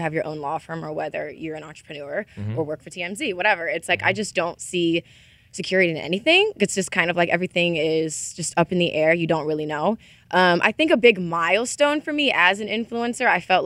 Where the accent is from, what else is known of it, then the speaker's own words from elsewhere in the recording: Mississippi, United States; also born or lived in Ohio; I'm from Ohio, but I was raised in Mississippi. So I'm like a Southern gal